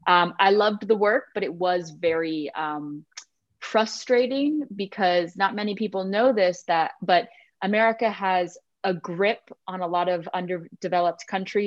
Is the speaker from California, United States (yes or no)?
yes; San Gabriel, California, United States; moved away as an adult; also born or lived in London / China; now in Germany; I grew up in San Gabriel, California. Shout out to the 626. Mostly I tell people I'm from Pasadena because they don't know where San Gabriel is.